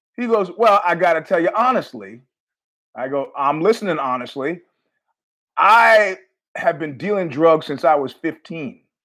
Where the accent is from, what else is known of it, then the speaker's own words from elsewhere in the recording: New York, United States; as a New Yorker